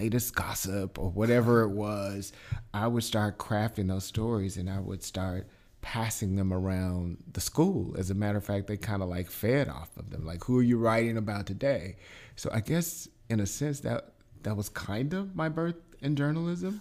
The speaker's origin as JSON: {"language": "English", "town": "Milwaukee", "region": "Wisconsin", "country": "United States", "also_born_or_lived": "Chicago / Atlanta / Anguilla, Mississippi", "moved": "yes", "said": "I'm originally from Milwaukee"}